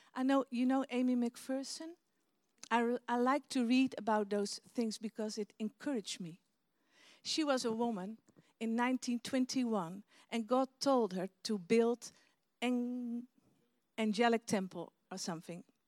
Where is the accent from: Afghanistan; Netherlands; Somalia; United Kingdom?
Netherlands; English is a second language; we're from Holland